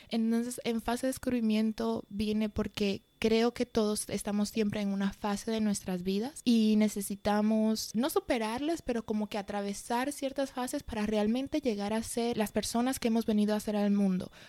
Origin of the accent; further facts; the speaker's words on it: Madrid, Community of Madrid, Spain; accent: mixed Dominican and Spanish; yo nací en España, em, en, Madrid para ser más específicos, y mis padres son de la República Dominicana, entonces realmente siempre tuve un acento un poco mezclado con lo que es el acento dominicano y el acento español